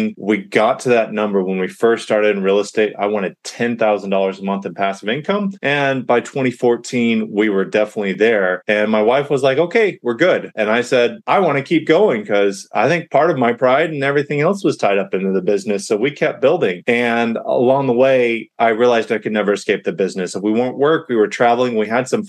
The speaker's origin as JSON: {"language": "English", "region": "California", "country": "United States", "tie": "born or raised there", "also_born_or_lived": "Dallas", "moved": "as an adult", "said": "I grew up in California"}